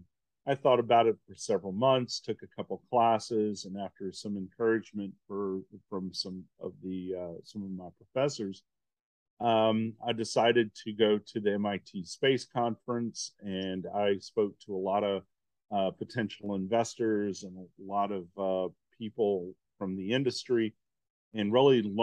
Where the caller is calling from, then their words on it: New Hampshire, United States; Uh, we're based out of New Hampshire.